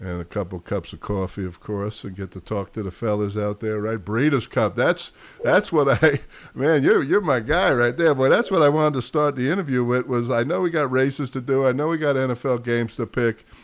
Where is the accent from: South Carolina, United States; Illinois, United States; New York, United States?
New York, United States; I'm from New York